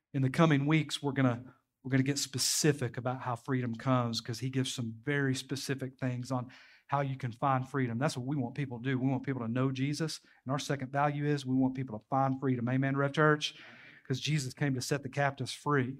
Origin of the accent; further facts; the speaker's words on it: Knoxville, Tennessee, United States; now in Crossville, United States; I grew up in the inner city of Knoxville